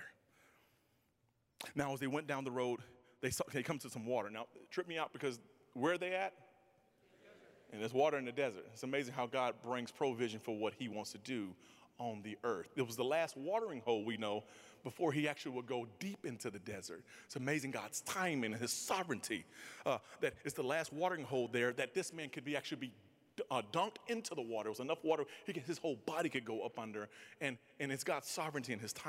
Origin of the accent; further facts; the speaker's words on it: Mississippi, United States; I'm from Mississippi.